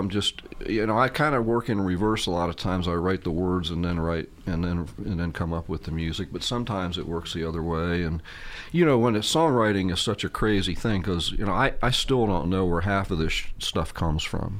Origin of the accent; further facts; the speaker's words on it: Mid-Atlantic seaboard, United States; now in Columbia, United States; I grew up in the Mid-Atlantic seaboard